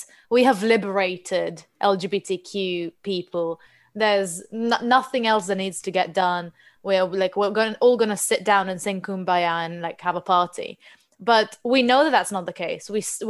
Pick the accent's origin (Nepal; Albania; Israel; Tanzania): Israel; English is a second language; now in England; when I moved to England from Israel, the first time I went to Pride, I was shocked because you can't actually march.